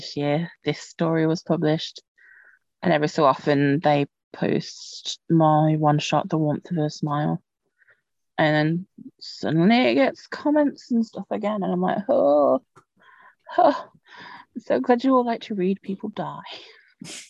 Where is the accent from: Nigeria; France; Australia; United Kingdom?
United Kingdom; I know I'm British